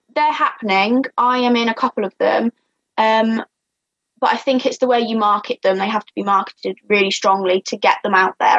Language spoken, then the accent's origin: English; Shropshire, West Midlands, United Kingdom; I'm from Shropshire. I'm the ….